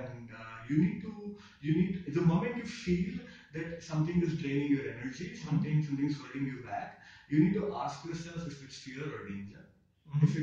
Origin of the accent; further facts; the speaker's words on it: India; as Indian kids